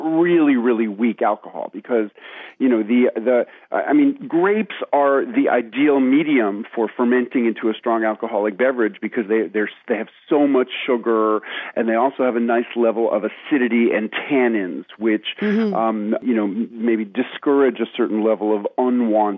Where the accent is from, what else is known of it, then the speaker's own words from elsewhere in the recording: New York City, New York, United States; moved away as an adult; now in Tennessee, United States; I grew up in New York City. I spent the first 30 years of my life there.